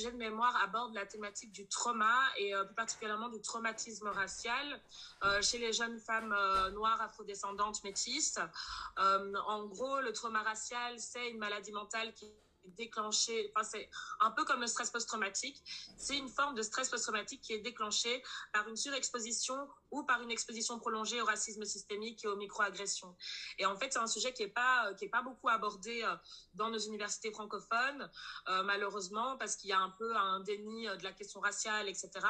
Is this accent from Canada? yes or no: no; Brussels, Brussels-Capital Region, Belgium; euh, je suis bruxelloise, j'ai 27 ans